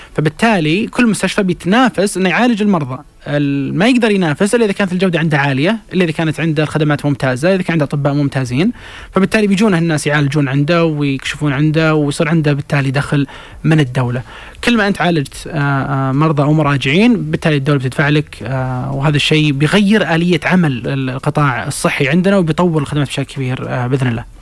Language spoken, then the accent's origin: Arabic; Saudi Arabia; احنا نفسنا كسعوديين